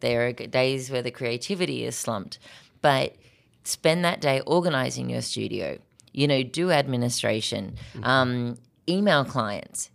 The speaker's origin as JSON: {"language": "English", "country": "Australia", "tie": "born or raised there", "moved": "as an adult", "lives_now": "Minnesota, United States", "said": "I was born in Australia to an American father and Australian mom, um, but I spent most of my life growing up in Australia"}